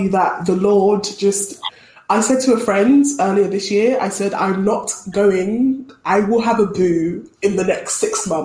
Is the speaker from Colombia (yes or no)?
yes; Colombia; I am from Colombia. If somebody does something, you go, oh yeah, but I'm Colombian.